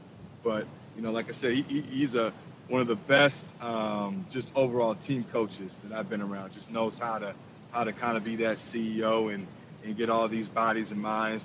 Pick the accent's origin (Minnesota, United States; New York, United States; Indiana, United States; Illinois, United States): Minnesota, United States; Minneapolis; I did. I grew up in South Minneapolis.